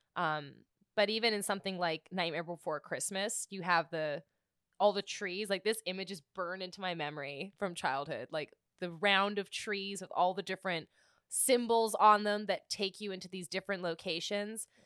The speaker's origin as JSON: {"language": "English", "region": "British Columbia", "country": "Canada", "said": "I'm from British Columbia"}